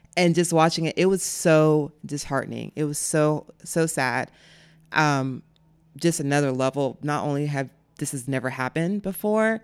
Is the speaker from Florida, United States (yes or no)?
yes; Jacksonville, Florida, United States; also born or lived in Clay County, Florida / Fleming Island, Florida; I grew up in Jacksonville for we moved to Clay County when I was 13